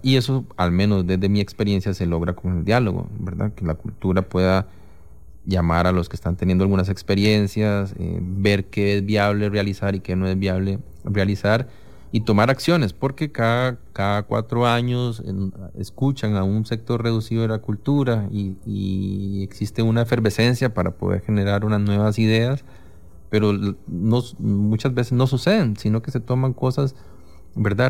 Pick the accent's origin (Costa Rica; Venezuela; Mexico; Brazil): Costa Rica; tengo este trabajo, soy de Costa Rica